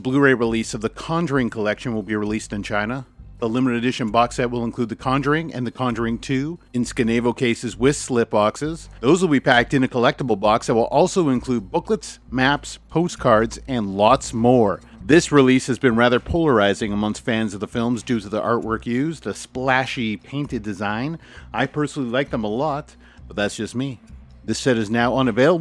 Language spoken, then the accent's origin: English; Canada; as a Canadian